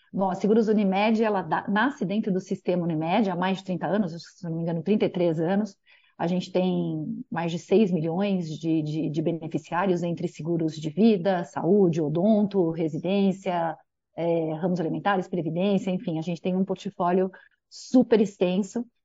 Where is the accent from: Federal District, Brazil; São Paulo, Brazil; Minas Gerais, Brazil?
São Paulo, Brazil; Daqui de São Paulo. Paulistana, é São Paulo. paulistana, total. Nunca morei em outra cidade, olha que coisa.